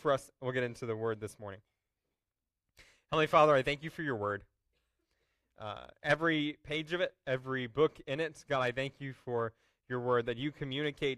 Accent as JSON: {"language": "English", "town": "Houston", "region": "Texas", "country": "United States", "tie": "born or raised there", "said": "When I was a kid growing up in Houston, my family and I would go to the Houston Rodeo a lot"}